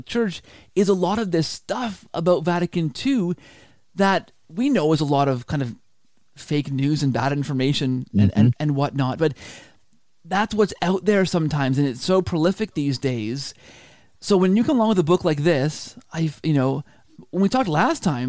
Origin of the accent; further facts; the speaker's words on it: Canada; I'm Canadian